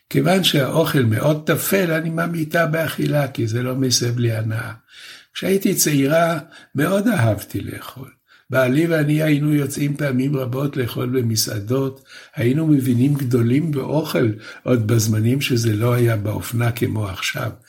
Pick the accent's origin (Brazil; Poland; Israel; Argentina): Poland; born there; אני באופי שלי מאוד יקית, למרות שנולדתי בפולין.